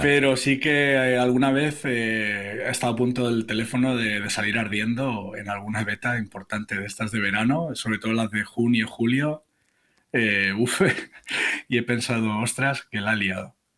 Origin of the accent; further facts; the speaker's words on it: Barcelona, Catalonia, Spain; moved away as an adult; now in Toledo, Spain; nací en Barcelona y con unos 20 años o así me vine a vivir a Toledo